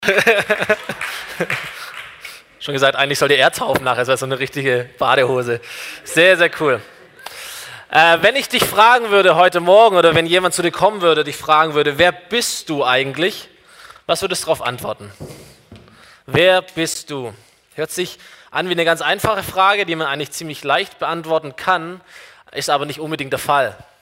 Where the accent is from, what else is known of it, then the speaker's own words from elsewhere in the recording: Germany; ich bin, ich bin Deutscher